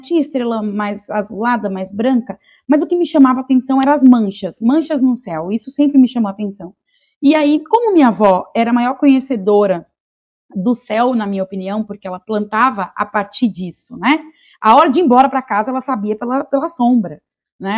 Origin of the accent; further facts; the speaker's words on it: Vitória da Conquista, Bahia, Brazil; moved away; also born or lived in Rio Grande do Sul; Vitória da Conquista, que é a cidade onde eu nasci